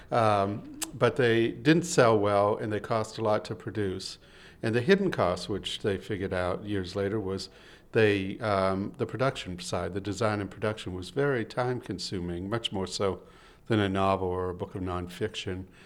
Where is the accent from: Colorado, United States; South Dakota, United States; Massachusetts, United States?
Massachusetts, United States; Boston; I'm from Boston